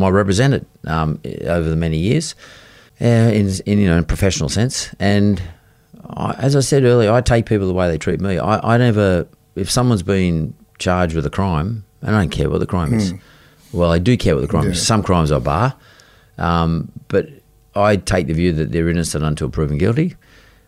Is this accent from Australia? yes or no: yes; Sydney, New South Wales, Australia; So they moved to Punchbowl, and I was born in Punchbowl.